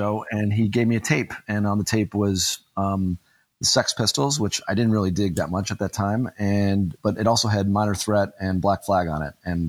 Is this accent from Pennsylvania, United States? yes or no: no; Rochester, New York, United States; I grew up in Rochester, New York